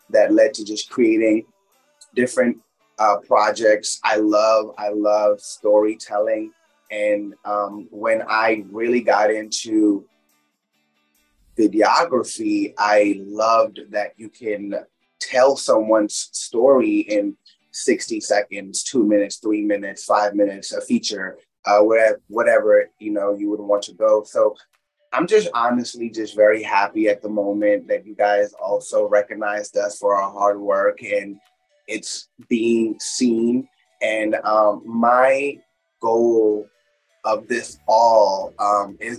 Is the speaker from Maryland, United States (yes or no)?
yes; Kensington, Maryland, United States; born or raised there; also born or lived in India / New York City